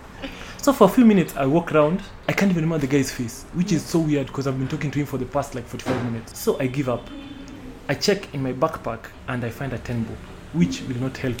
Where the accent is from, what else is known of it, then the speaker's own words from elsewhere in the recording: Kisumu, Kisumu County, Kenya; now in Nairobi, Kenya; I spent a lot of my childhood in Kisumu